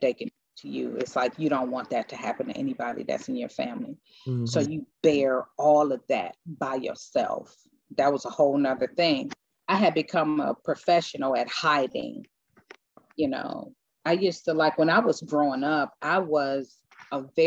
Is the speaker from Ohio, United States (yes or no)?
yes; Cleveland, Ohio, United States; moved away; I'm originally from Cleveland, Ohio